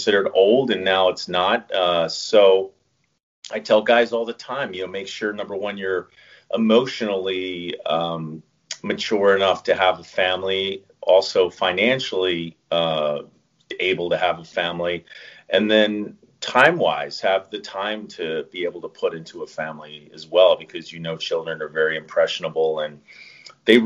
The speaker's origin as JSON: {"language": "English", "area": "Chester County", "region": "Pennsylvania", "country": "United States", "tie": "born or raised there", "also_born_or_lived": "Miami", "moved": "as an adult", "said": "I'm originally from the Philadelphia area. I grew up in Chester County, Pennsylvania."}